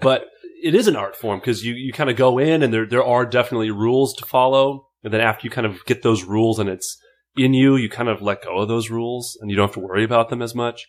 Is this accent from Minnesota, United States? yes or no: yes; Fridley, Minnesota, United States; I'm from Minneapolis, uh, technically Fridley, Minnesota, five five four three two